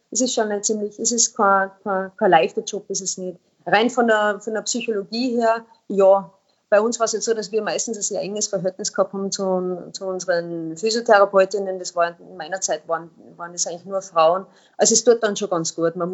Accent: Austria; weil als Österreicher oder beim ÖSV gilt gibt es natürlich schon einen extrem hohen Anspruch

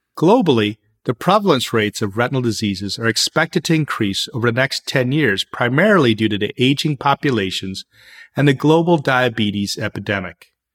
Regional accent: United States; in the US, my hometown

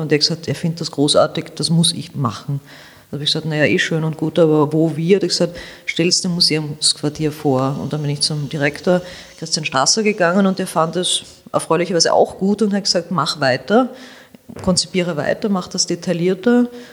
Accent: Vienna, Austria; ich bin Wienerin, ich bin in der Josefstadt groß geworden, ich lebe noch immer in der Josefstadt

